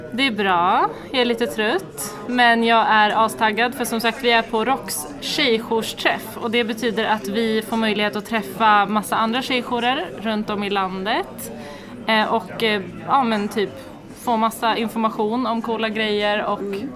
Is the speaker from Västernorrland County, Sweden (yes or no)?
no; Västerås, Västmanland, Sweden; jag är uppvuxen i Västerås och född och uppvuxen